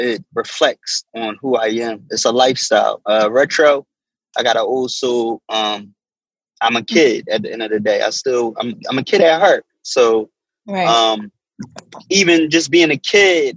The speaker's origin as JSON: {"language": "English", "town": "Philadelphia", "region": "Pennsylvania", "country": "United States", "tie": "born or raised there", "said": "South Philly, to be exact. I was born in Methodist Hospital. I've been there almost like my childish ages in South Philly."}